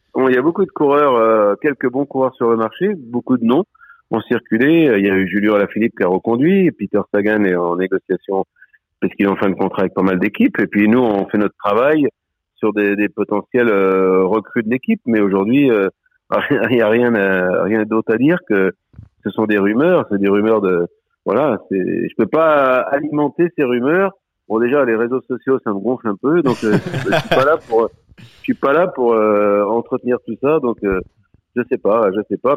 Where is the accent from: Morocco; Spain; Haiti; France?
France; Vendée, Pays de la Loire; C'était chez nous en Vendée